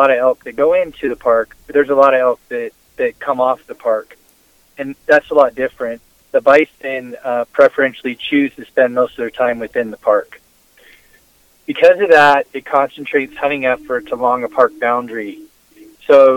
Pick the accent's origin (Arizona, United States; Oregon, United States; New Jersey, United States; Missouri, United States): Arizona, United States; Phoenix; now in Flagstaff, United States; I'm an Arizona native. I grew up in North Phoenix, Deer Valley area.